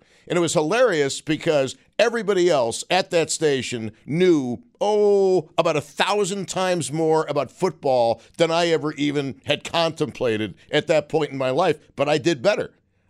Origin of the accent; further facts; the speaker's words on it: Buffalo, New York, United States; Well, I'm from Buffalo, New York.